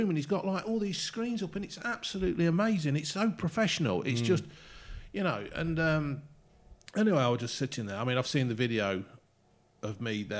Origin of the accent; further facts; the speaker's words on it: Derby, East Midlands, United Kingdom; born there; I was born in Derby, believe it or not.